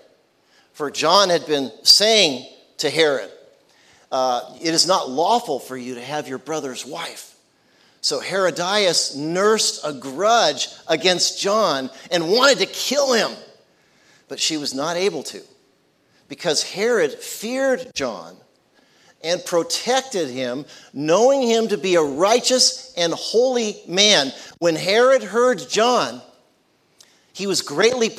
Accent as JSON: {"language": "English", "area": "San Francisco Bay Area", "region": "California", "country": "United States", "tie": "born or raised there", "also_born_or_lived": "San Diego, California / Platte, South Dakota / Kansas City / Oklahoma", "moved": "as an adult", "said": "I grew up in the San Francisco Bay Area."}